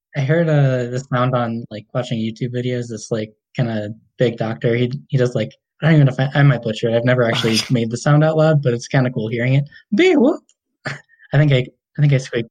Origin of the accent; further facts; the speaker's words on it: Chino, California, United States; now in Fort Collins, United States; I grew up in uh, Chino, like East